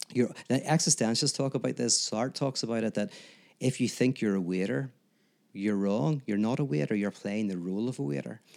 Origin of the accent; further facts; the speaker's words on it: Northern Ireland, United Kingdom; I'm from Northern Ireland